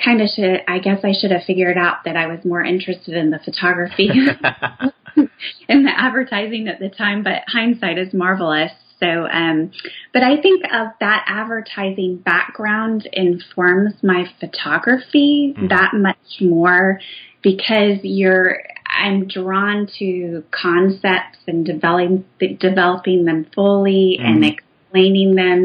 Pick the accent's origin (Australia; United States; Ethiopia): United States; Indiana; I grew up in Indiana in the Midwest